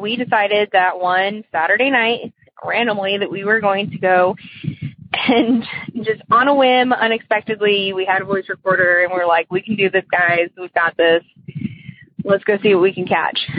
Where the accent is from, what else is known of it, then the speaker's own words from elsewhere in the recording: Texas, United States; also born or lived in Hawaii; I'm from Texas, and um, I used to live in Hawaii.